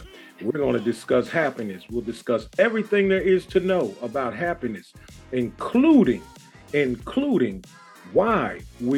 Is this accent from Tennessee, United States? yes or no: no; Philadelphia, Pennsylvania, United States; now in Raleigh, United States; I live in Raleigh, North Carolina, but I'm originally from Philadelphia